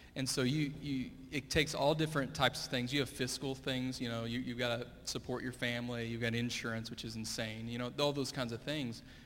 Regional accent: Fort Worth, Texas, United States; also born or lived in Springfield, Missouri; I grew up here uh, at Hallmark, went to Crowley ISD

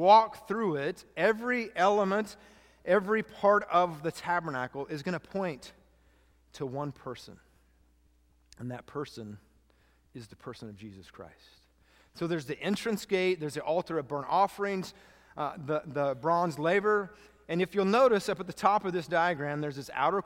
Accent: Texas, United States; we're from Texas

